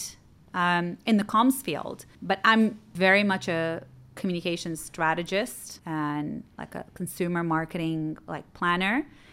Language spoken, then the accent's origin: English; Dubai, United Arab Emirates; also born or lived in United States; Born and raised, I was born in Rashid Hospital a couple of decades ago. I went to school here.